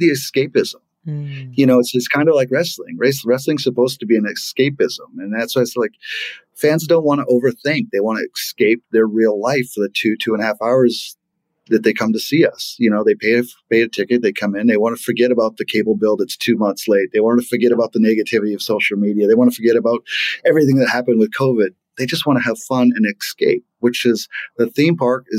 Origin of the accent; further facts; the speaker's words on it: Maine, United States; So I grew up in Maine